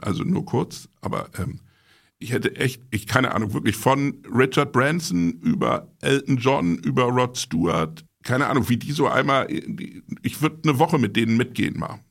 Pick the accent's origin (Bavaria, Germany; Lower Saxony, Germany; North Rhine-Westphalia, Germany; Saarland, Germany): Lower Saxony, Germany; Buchholz in der Nordheide; ich bin ja nicht gebürtiger Hamburger, sondern komme aus Buchholz. Das ist eine Kleinstadt südlich von Hamburg in der Nordheide.